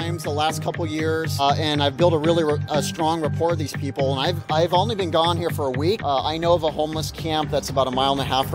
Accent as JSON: {"language": "English", "town": "Portland", "region": "Oregon", "country": "United States", "tie": "born or raised there", "said": "I'm born and raised in Portland, Oregon"}